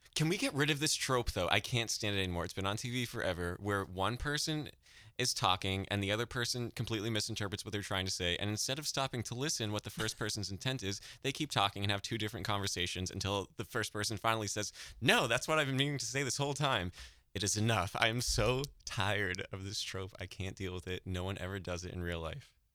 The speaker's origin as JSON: {"language": "English", "region": "New Hampshire", "country": "United States", "said": "I'm from New Hampshire"}